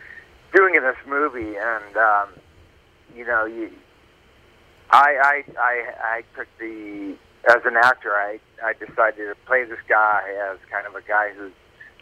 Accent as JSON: {"language": "English", "town": "Plymouth", "region": "Massachusetts", "country": "United States", "tie": "born or raised there", "said": "Yeah, and, you know, I grew up in Massachusetts, man. I grew up in Plymouth, Massachusetts. And I went to college in Maine"}